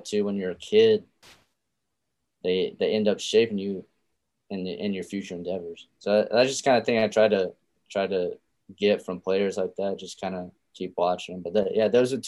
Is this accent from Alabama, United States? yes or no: yes; Alabama, United States; growing up in Alabama